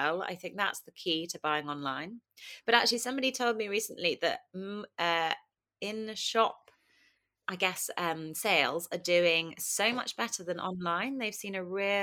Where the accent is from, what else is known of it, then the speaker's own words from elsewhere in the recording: Kingston upon Thames, London, United Kingdom; I grew up in Kingston, southwest London